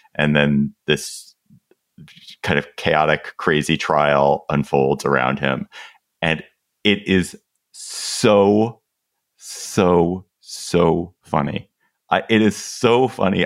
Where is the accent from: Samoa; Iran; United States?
United States; We are both Americans